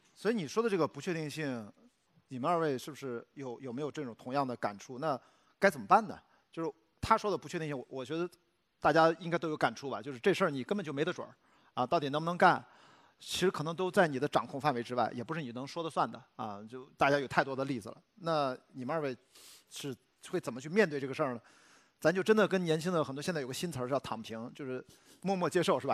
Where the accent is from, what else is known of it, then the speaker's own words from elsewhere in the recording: Shandong, China; moved away as an adult; also born or lived in Beijing; 我虽然在山东